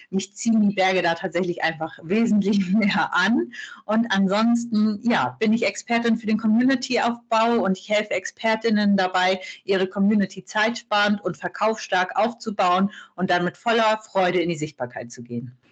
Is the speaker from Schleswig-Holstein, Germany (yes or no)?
yes; Kiel, Schleswig-Holstein, Germany; Ich bin ein echtes Nordlicht. Also ich bin in Kiel äh, geboren und habe den Norden als Wohnort tatsächlich noch nie verlassen